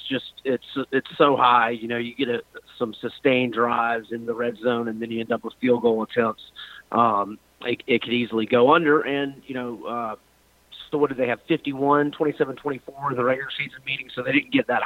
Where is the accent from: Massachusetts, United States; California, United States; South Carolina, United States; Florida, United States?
Florida, United States; Quincy; my hometown of Quincy, Florida